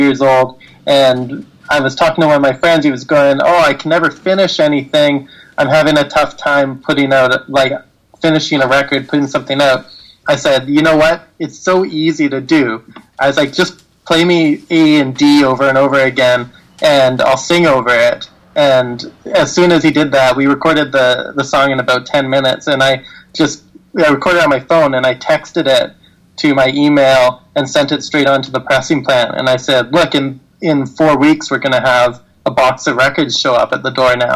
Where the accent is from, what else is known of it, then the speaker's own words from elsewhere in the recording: Roberts Creek, British Columbia, Canada; also born or lived in Vancouver; I grew up in Roberts Creek, British Columbia.